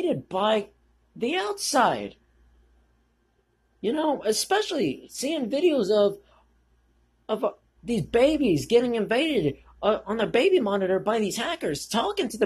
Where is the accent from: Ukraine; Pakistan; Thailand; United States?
United States; as an American